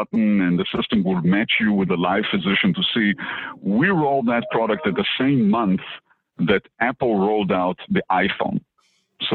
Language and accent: English; Israel; moved away as an adult; now in Boston, United States; I was born in Israel, and I used to be a practicing physician